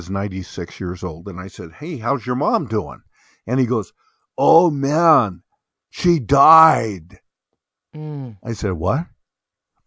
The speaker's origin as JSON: {"language": "English", "town": "Bend", "region": "Oregon", "country": "United States", "tie": "born or raised there", "said": "I have had two cousins that I grew up with, here in my hometown of Bend, Oregon"}